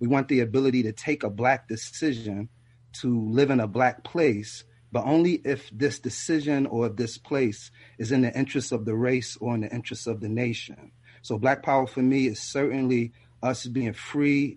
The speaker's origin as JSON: {"language": "English", "town": "Philadelphia", "region": "Pennsylvania", "country": "United States", "tie": "born or raised there", "also_born_or_lived": "the South", "said": "I'm from the South, but I grew up in North Philadelphia"}